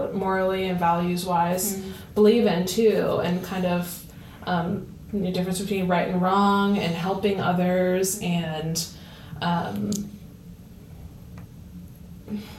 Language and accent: English; Somerville, New Jersey, United States; now in Easton, United States; I'm from Somerville, New Jersey, and I came back as an employee about 4.5 or 5 years ago